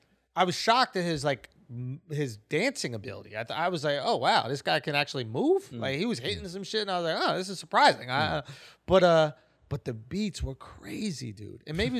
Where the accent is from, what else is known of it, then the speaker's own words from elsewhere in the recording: Atlanta, Georgia, United States; I'm from Atlanta. I don't got no tattoos.